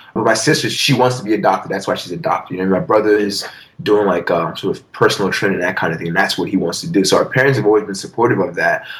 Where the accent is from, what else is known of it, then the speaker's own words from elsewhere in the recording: Nigeria; also born or lived in Philadelphia; now in United States; growing up in Nigeria